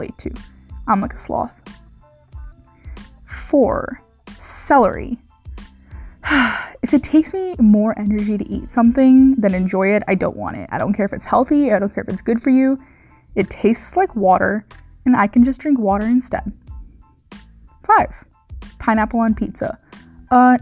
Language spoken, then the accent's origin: English; St. Louis, Missouri, United States; moved away; I'm from Missouri. If you guys didn't know, I'm from St. Louis. I grew up in St. Louis